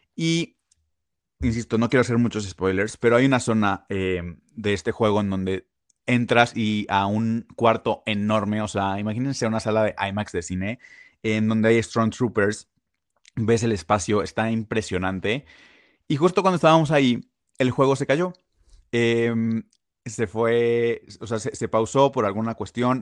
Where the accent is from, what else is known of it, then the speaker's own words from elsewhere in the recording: Mexico; also born or lived in Puebla; nosotros como mexicanos